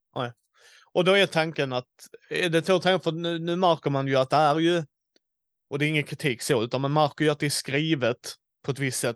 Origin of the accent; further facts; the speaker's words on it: Skåne, Sweden; jag som skåning har andra seder än de från Småland